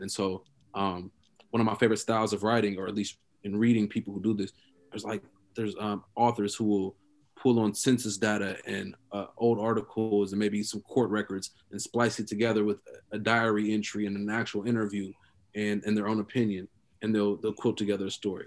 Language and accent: English; Oakland, California, United States; also born or lived in Columbus, Ohio; me growing up in Oakland.